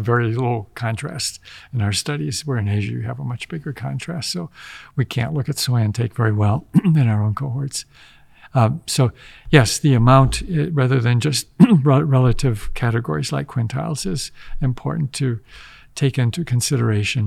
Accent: Wisconsin, United States; moved away; growing up in Wisconsin

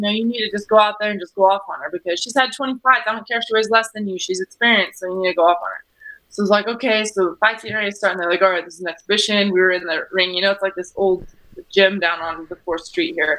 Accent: Bosque Farms, New Mexico, United States; also born or lived in Albuquerque, New Mexico; Albuquerque is where I'm at now, but I was born and raised in Bosque Farms

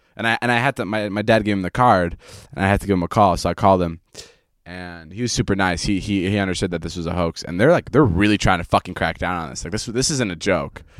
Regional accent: Vernon Hills, Illinois, United States; moved away; my hometown of Vernon Hills

